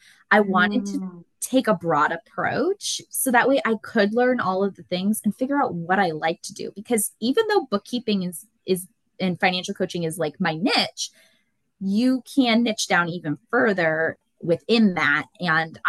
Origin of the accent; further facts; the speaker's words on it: Concord, New Hampshire, United States; I grew up in Concord, New Hampshire, been here my whole life, never plan on leaving.